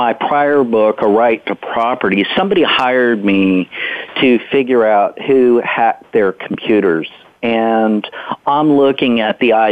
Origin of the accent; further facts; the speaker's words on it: the Bible Belt, United States; I grew up in the Bible Belt